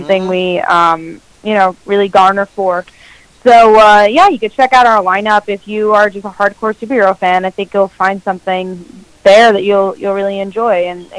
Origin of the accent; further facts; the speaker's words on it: New York, United States; New York Comic-Con, because that was like the first convention I actually did go to, and my hometown.